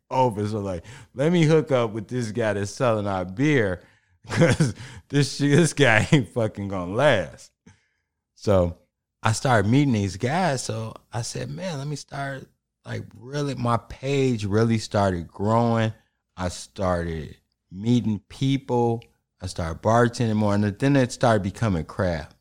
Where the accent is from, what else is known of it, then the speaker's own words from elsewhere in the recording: Chicago, Illinois, United States; And I'm from Chicago, and we end up in the West, too.